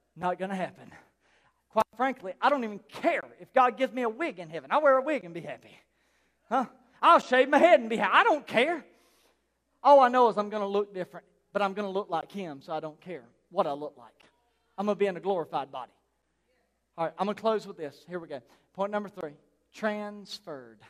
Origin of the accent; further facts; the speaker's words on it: South Carolina, United States; also born or lived in Newry; we're from South Carolina.